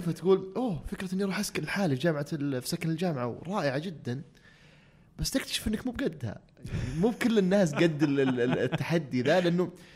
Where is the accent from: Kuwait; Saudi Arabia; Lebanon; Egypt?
Saudi Arabia; Abha, Asir; also born or lived in Riyadh / United States; انا كنت في الصيف في ابها انا في القريه قريتنا وين في السوده